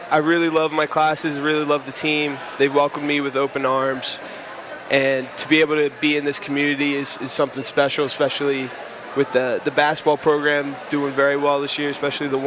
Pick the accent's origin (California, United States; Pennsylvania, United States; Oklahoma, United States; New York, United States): Pennsylvania, United States; Bucks County; Yeah, so I'm actually from Bucks County.